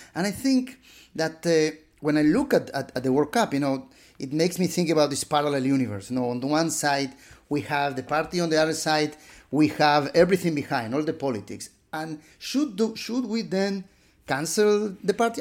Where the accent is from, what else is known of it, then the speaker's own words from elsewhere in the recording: Buenos Aires, Argentina; moved away; living in my hometown of, uh, Buenos Aires, a middle-class boy